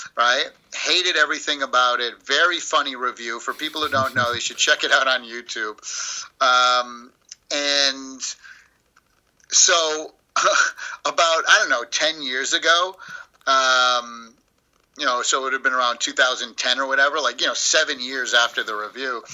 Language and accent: English; Springfield, Massachusetts, United States; now in Southern California, United States; I grew up in Springfield, Massachusetts